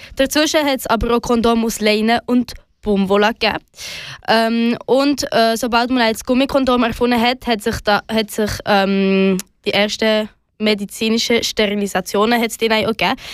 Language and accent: German; Switzerland; bei uns in der Schweiz